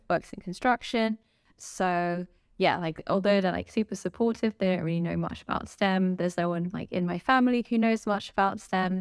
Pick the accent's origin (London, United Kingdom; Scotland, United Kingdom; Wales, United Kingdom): London, United Kingdom; been from, grown up in London my whole life, and obviously I'm still in London.